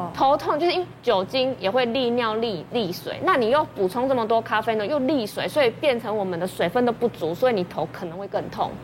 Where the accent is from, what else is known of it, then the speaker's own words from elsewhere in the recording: Taiwan; 我们台湾人